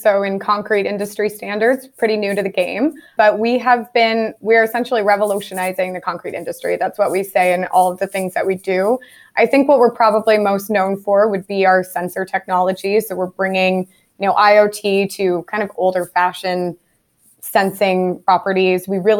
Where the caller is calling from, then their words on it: Ottawa, Ontario, Canada; I'm calling in from Ottawa, Canada, Geotech Scientific's headquarters here.